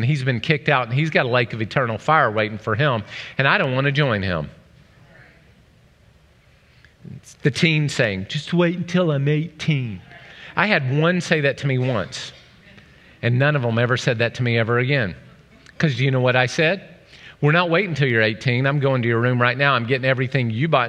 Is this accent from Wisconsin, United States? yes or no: no; Oklahoma, United States; I'm from Oklahoma.